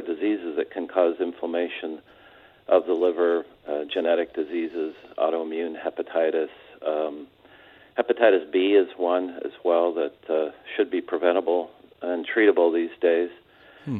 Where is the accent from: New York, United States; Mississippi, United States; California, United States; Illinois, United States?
California, United States; San Diego; also born or lived in Orange County, California; I'm from San Diego, a couple of generations uh, worth